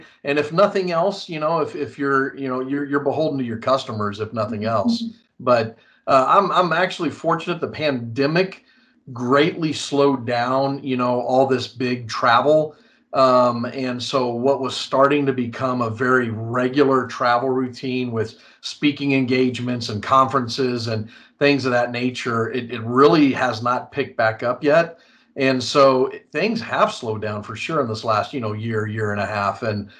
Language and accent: English; San Antonio, Texas, United States; I'm originally actually from San Antonio, Texas, and a brat myself. So moved around a lot, but did most of my growing up really here in San Antonio.